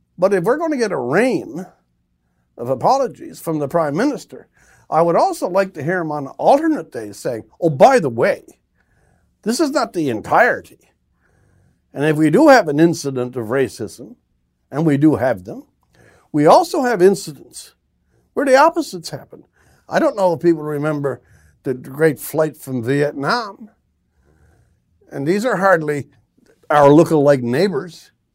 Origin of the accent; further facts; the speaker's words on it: Newfoundland and Labrador, Canada; I'm from Newfoundland